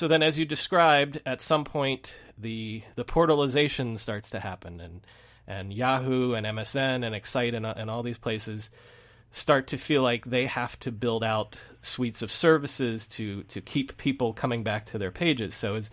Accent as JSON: {"language": "English", "region": "New York", "country": "United States", "said": "So as a New Yorker myself, I'm curious to know what was the startup scene or the tech scene like in New York City?"}